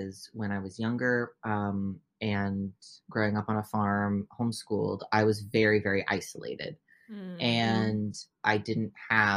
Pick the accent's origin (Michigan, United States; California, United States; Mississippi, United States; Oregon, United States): Oregon, United States; first language English; born and raised in Oregon, only speak English